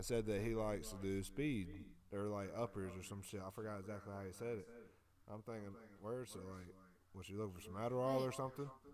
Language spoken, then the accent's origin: English; Greenville, South Carolina, United States; I'm from Greenville